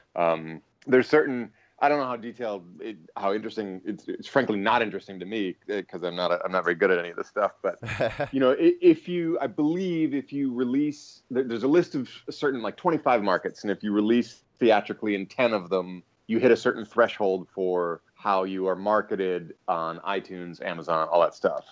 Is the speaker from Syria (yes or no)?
no; Cleveland, Ohio, United States; moved away as an adult; also born or lived in Dublin, Ireland; Came back to Cleveland, my hometown of Cleveland, played in rock bands for a bit